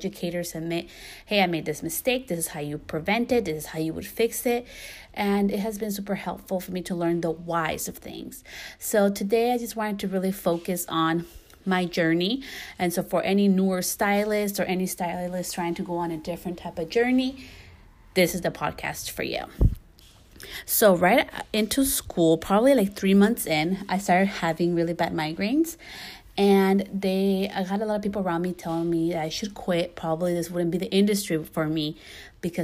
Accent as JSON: {"language": "English", "region": "California", "country": "United States", "tie": "born or raised there", "also_born_or_lived": "New York / Guatemala", "said": "I was born in New York, you know, and I grew up most of my life in California"}